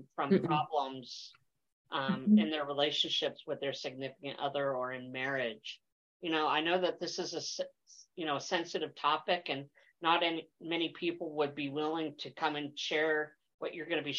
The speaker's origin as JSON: {"language": "English", "region": "East Coast", "country": "United States", "moved": "yes", "said": "I'm originally from the East Coast"}